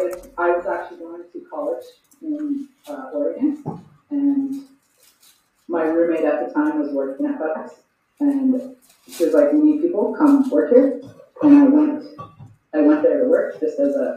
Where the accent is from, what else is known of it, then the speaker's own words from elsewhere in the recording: Grande Prairie, Alberta, Canada; I grew up in Grand Prairie. It was pretty good. I had a pretty healthy, good childhood, but I was ready to leave at 18, so I did.